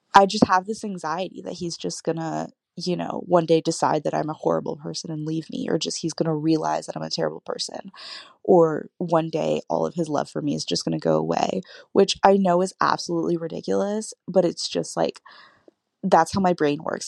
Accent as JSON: {"language": "English", "region": "California", "country": "United States", "said": "I'm twenty-one, I'm from California"}